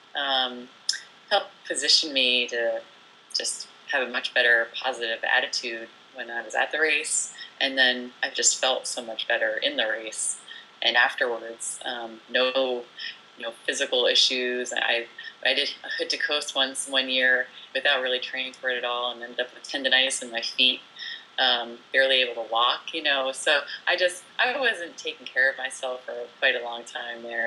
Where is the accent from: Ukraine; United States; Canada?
United States; New Jersey; moved away as an adult; also born or lived in France / Pacific Northwest; I was born in France and raised in New Jersey